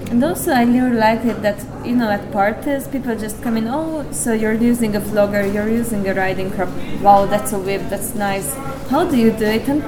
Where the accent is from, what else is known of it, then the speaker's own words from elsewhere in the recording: Hungary; Of course, naturally, this is my home country